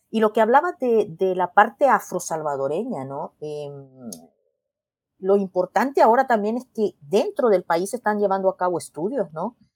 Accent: El Salvador; yo le digo, ah, yo soy de El Salvador, ¿y, tú?

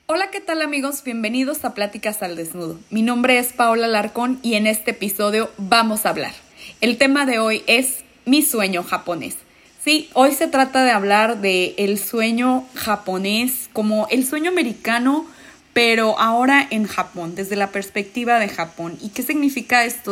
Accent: Mexico; moved away as an adult; now in Japan

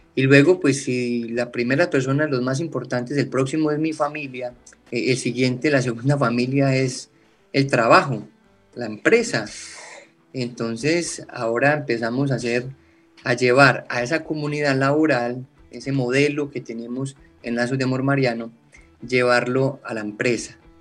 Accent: eastern Antioquia, Colombia; now in Bucaramanga, Colombia; Vengo de un pueblo del oriente antioqueño, acá en Colombia, de una familia sencilla, campesina

